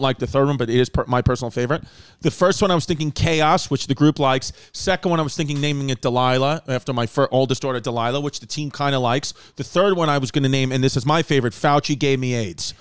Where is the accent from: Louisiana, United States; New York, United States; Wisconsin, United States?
New York, United States; New York City; also born or lived in Staten Island; We grew up in New York.